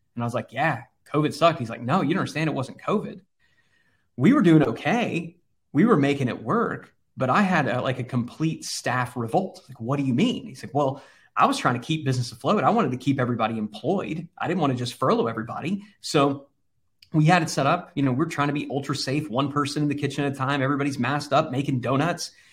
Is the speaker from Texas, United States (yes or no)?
yes; Texas, United States; growing up in Texas and having, having a place on the Texas coast